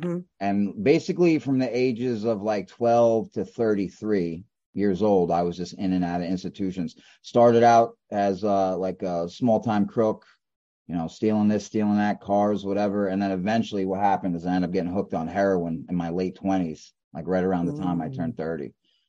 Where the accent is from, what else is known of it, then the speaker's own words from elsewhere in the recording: Brooklyn, New York, United States; East New York.